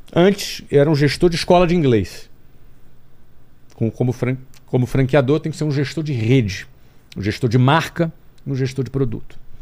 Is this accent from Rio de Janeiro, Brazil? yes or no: yes; Rio de Janeiro, Brazil; moved away as an adult; Sou do Rio de Janeiro